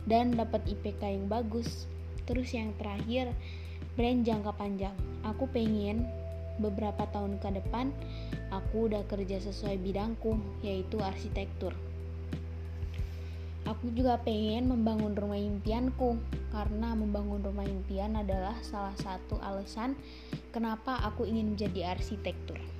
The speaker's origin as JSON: {"language": "Indonesian", "town": "Bandar Lampung", "region": "Lampung", "country": "Indonesia", "said": "Aku dari Bandar Lampung."}